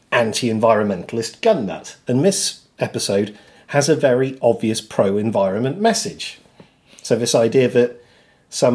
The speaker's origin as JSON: {"language": "English", "country": "United Kingdom", "said": "as a British person"}